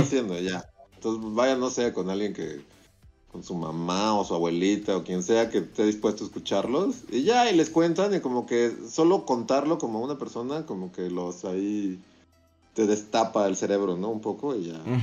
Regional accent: Mexico

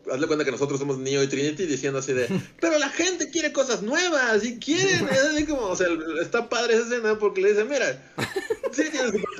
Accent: Zacazonapan, State of Mexico, Mexico; nací yo, nací, soy de Sacazonapan, sí, donde, crecí.

